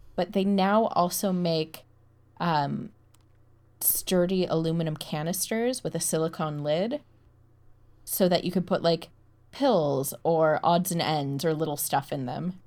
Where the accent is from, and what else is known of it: United States; moved away